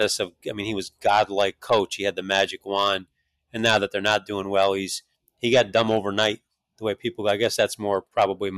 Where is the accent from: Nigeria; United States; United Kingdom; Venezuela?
United States; New York; I grew up in New York